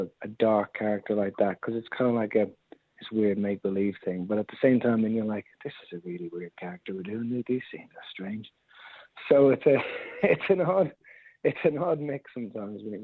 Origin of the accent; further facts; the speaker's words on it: Dublin, Leinster, Ireland; I'm from Dublin